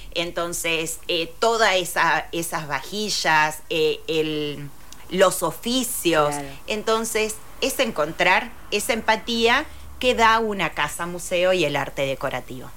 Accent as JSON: {"language": "Spanish", "town": "Rosario", "region": "Santa Fe", "country": "Argentina", "said": "soy rosarina"}